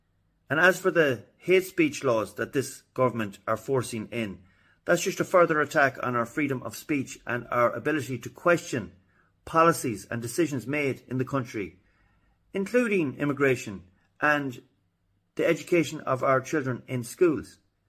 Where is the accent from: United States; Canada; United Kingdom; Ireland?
Ireland; as us Irish would say